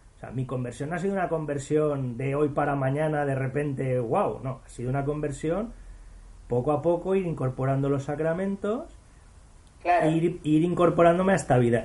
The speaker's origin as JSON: {"language": "Spanish", "country": "Spain", "said": "Yo de España"}